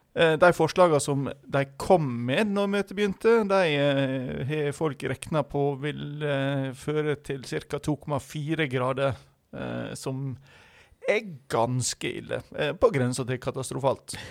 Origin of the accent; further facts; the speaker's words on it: Western Norway, Norway; jeg som vestlending